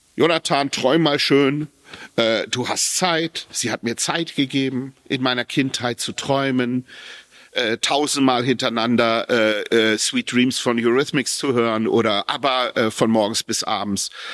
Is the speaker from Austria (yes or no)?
no; Japan; Ich bin in Japan zur Welt gekommen. Meine Mutter hat mich in Japan geboren